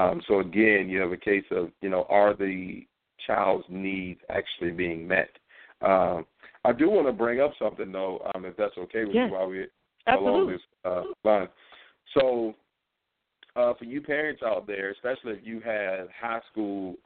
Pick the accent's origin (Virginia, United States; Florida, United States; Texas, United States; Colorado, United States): Virginia, United States; Norfolk; also born or lived in New York City / Manassas; Here in Virginia, in my hometown, Norfolk, Virginia